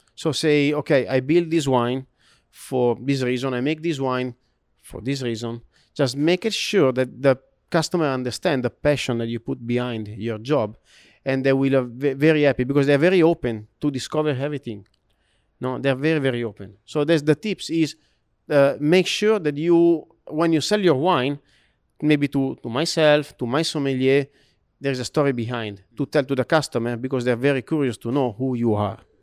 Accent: Italy; English is a second language; moved away as an adult; now in Shanghai, China; I'm from Italy

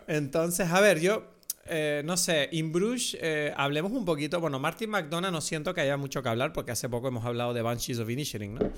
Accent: Venezuela; accent: Venezuelan; un acento venezolano, que es mi acento de verdad

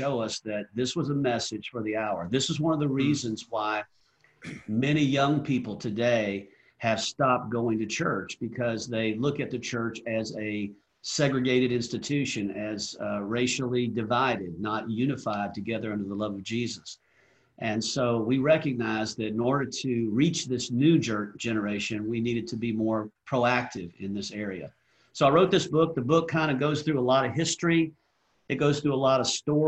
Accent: Atlanta, Georgia, United States; growing up in the South in Atlanta, Georgia

